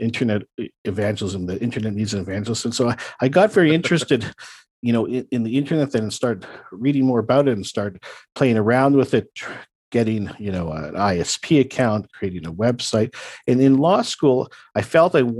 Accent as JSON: {"language": "English", "town": "Toronto", "region": "Ontario", "country": "Canada", "tie": "born or raised there", "said": "my hometown."}